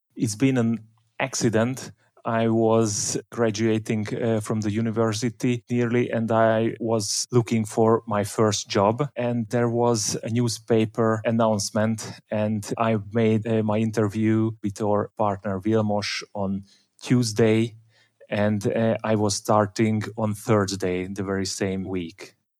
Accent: Budapest, Hungary; I grew up in Budapest

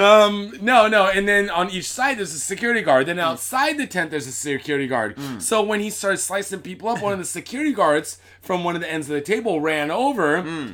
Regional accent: Seattle, Washington, United States; now in Japan; I'm from Seattle

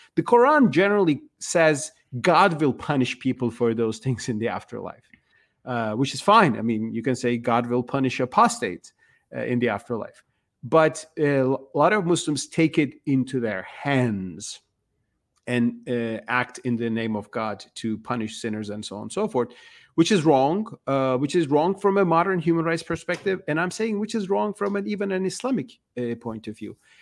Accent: Turkey; moved away as an adult; now in United States; I was born and raised in Turkey

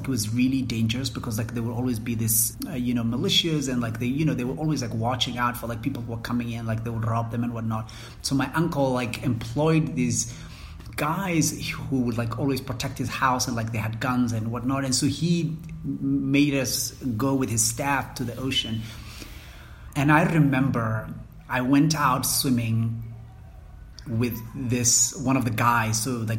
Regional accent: Mogadishu, Banaadir, Somalia; how is it that I grew up in Mogadishu and I still don't know how to swim?

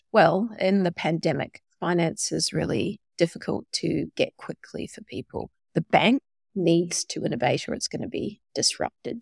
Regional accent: New Zealand; moved away; also born or lived in Australia / Silicon Valley; I'm a Kiwi by birth

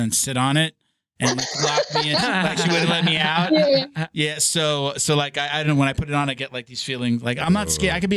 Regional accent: Long Island, New York, United States; also born or lived in Albany; I grew up on Long Island

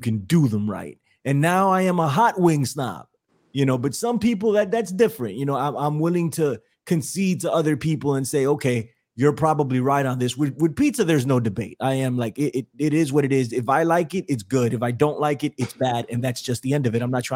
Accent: New York, United States; I'm from New York. I'm a diehard New Yorker

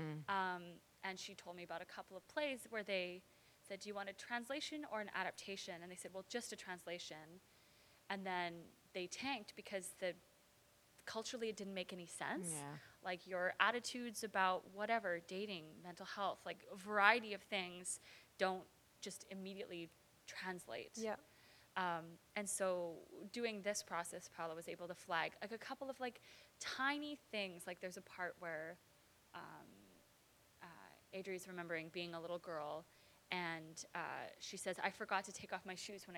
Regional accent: Vancouver, British Columbia, Canada; also born or lived in Los Angeles, California, United States; I grew up in East Vancouver

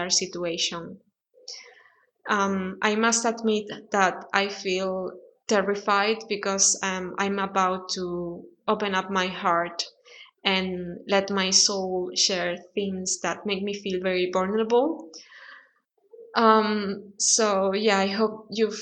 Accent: Spain; English is a second language; I'm from Spain. I live in Spain

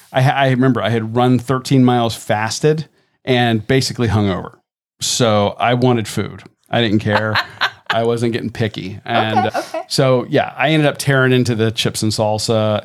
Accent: Tampa, Florida, United States; growing up in Tampa when Channel Side first opened

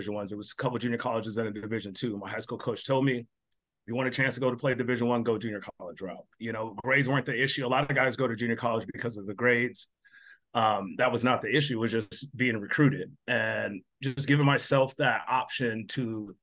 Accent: Albuquerque, New Mexico, United States; moved away as an adult; also born or lived in Colorado / Spokane, Washington; growing up in Albuquerque, when I left to go to junior college, which was in Colorado

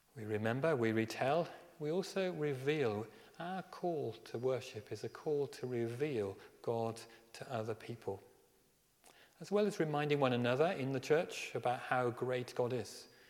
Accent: Birmingham, West Midlands, United Kingdom; I grew up in Birmingham

